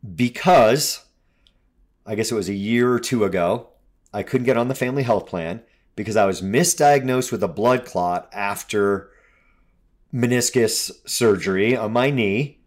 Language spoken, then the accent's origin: English; United States; also born or lived in Colorado